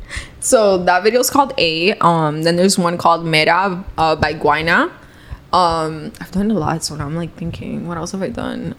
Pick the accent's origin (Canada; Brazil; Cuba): Cuba; I'm Cuban